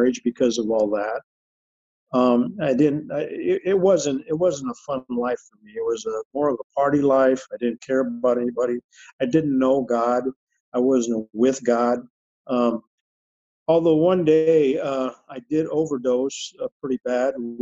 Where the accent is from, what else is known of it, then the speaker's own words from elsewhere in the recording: Phoenix, Arizona, United States; I was born and raised here in Phoenix, Arizona, and grew up downtown